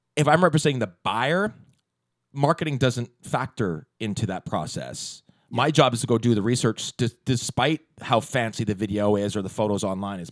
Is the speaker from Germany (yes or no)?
no; Walnut Grove, British Columbia, Canada; I grew up in Walnut Grove before there was a Walnut Grove. I grew up on a sheep farm